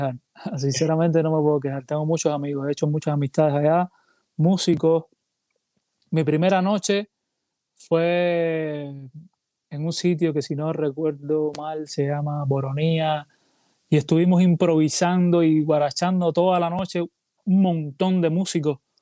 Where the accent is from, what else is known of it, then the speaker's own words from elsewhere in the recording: Cuba; now in Puerto Rico; tengo que poner parte de, de mi tierra en mi música porque soy cubano